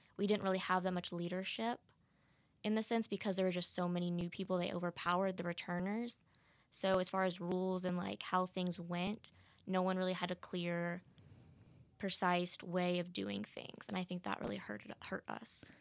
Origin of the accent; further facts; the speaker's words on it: Texas, United States; moved away; I'm from Texas